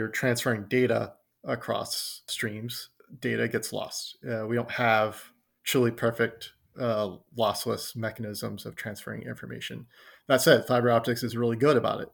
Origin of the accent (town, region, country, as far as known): Texas, United States; accent: southern; also born or lived in Philadelphia